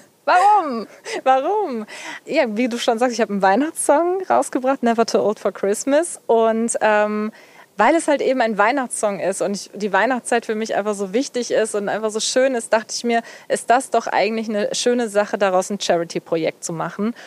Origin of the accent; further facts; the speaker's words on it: near Cologne, North Rhine-Westphalia, Germany; gebürtig komme ich ja eher aus der Richtung, ja, Richtung Köln